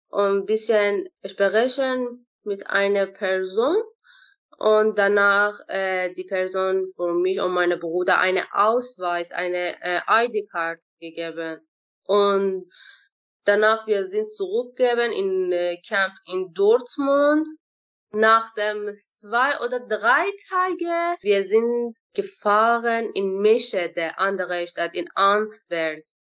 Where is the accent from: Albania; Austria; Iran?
Iran; German is a second language; moved away as an adult; now in Altena, Germany; Ja, wir haben in äh, Schule in Iran Englisch lernen, nicht Deutsch.